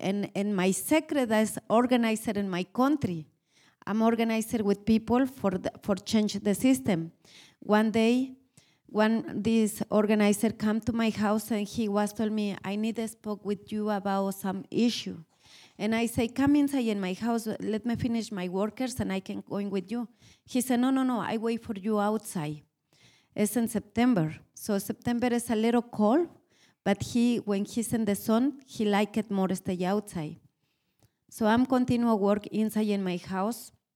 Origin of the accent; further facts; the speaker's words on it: Mexico; English is a second language; moved away as an adult; now in Minnesota, United States; I'm from Mexico, I'm born in Mexico, and I, I have my professional work in my country